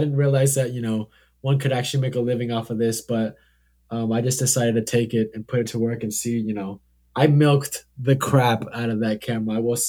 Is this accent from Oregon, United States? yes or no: yes; Hillsboro, Oregon, United States; I grew up in Hillsboro, Oregon, where, you know, humble beginnings, if you will.